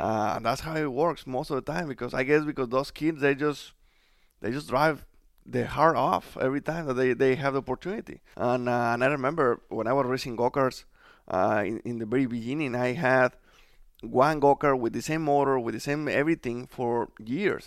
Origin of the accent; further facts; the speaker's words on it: Mexico; English is a second language; moved away as an adult; now in United States; I was just, you know, trying to make my career in Mexico. But since everything happened early, uh, we decided to move to the United States